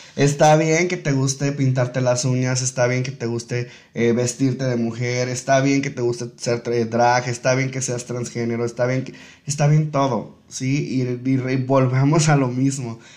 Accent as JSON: {"language": "Spanish", "town": "Tepic", "region": "Nayarit", "country": "Mexico", "said": "nosotros como tepicenses, nosotros como nayaritas, nosotros como mexicanos"}